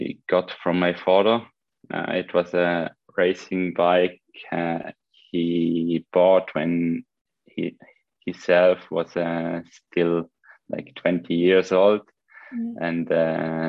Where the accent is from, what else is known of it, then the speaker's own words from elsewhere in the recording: Switzerland; English is a second language; moved away as an adult; also born or lived in France; It was typically Swiss village where I grew up, between cow farms and apple trees